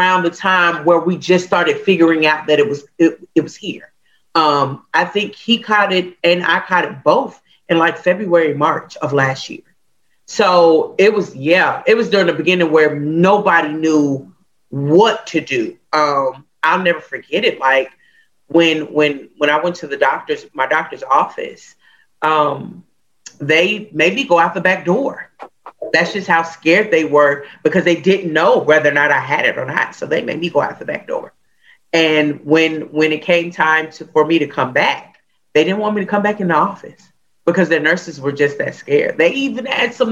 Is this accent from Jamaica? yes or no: no; Hawaii, United States; growing up in Hawaii, music is everywhere